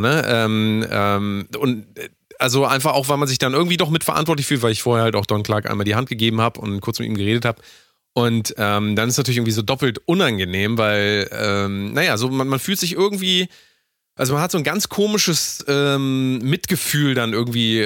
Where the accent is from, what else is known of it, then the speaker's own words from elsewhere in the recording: Hamburg, Germany; Ich komme aus ja. Hamburg